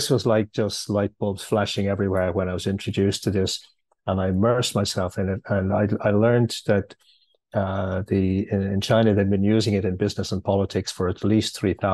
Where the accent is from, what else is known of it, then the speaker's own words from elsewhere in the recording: Ireland; Okay, well, firstly, I'm uh, I'm Irish. I'm living in Dublin.